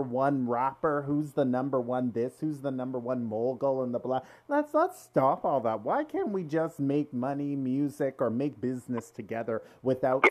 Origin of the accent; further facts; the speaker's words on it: Toronto, Ontario, Canada; we're all from Toronto here